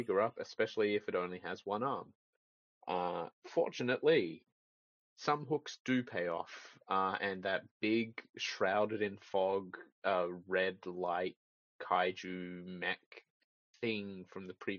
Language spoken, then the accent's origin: English; Australia; As an Australian